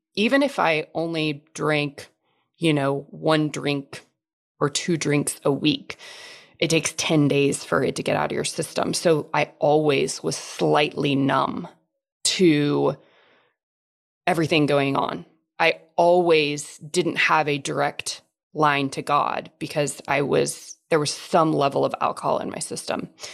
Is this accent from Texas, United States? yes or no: yes; Texas, United States; I grew up in Texas, still live in Texas